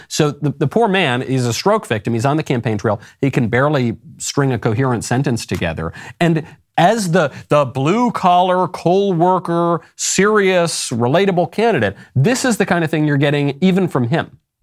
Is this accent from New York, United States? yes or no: yes; New York, United States; I grew up in New York